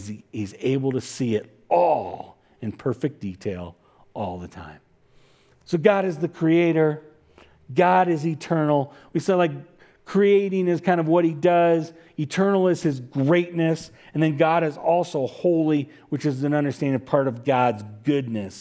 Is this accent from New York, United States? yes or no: no; California, United States; I'm from California